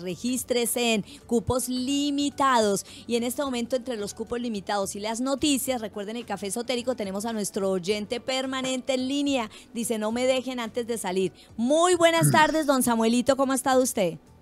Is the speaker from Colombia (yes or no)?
yes; Colombia; como colombianos